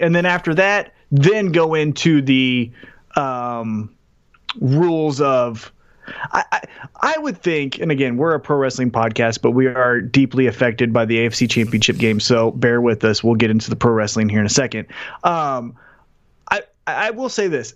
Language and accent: English; Independence, Missouri, United States; I'm from Independence